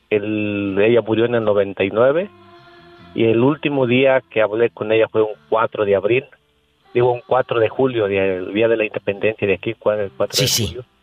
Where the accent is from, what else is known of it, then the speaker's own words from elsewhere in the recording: Patamban, Michoacán, Mexico; now in United States; de allá de un pueblito de Michoacán que se llama Patamban, Patamban Anapu